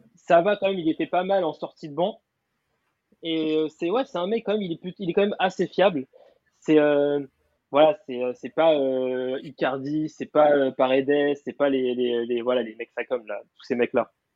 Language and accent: French; Paris, Île-de-France, France; je venais de Paris